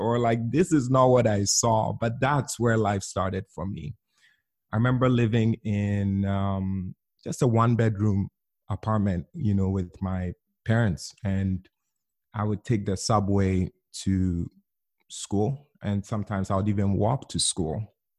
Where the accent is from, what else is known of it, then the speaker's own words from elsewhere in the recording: Ghana; I grew up in Ghana, West Africa.